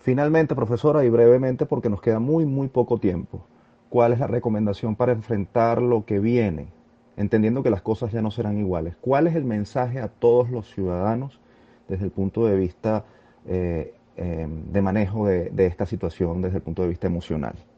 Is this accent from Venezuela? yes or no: yes; Venezuela; agradecemos como venezolanos el aporte